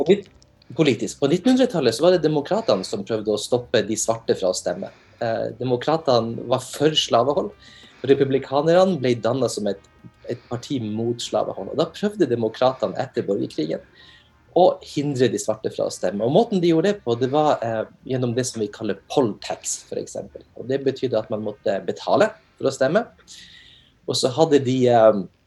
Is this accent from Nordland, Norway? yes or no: yes; Narvik, Nordland, Norway; moved away as an adult; now in Oklahoma, United States; jeg er opprinnelig fra Narvik